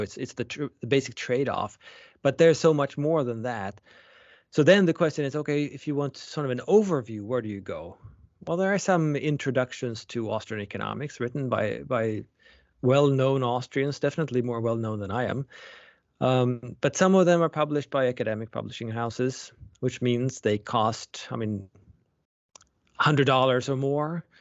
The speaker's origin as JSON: {"language": "English", "country": "Sweden", "tie": "born or raised there", "moved": "yes", "said": "I was born and raised in Sweden."}